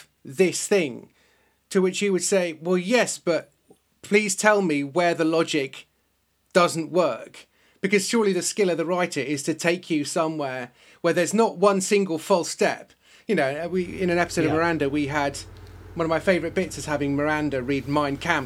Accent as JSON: {"language": "English", "area": "West Country", "region": "South West England", "country": "United Kingdom", "said": "down in the West Country, in the West Country"}